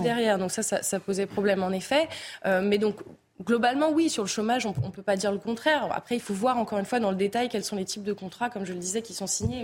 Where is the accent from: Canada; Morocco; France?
France; nous en tant que Français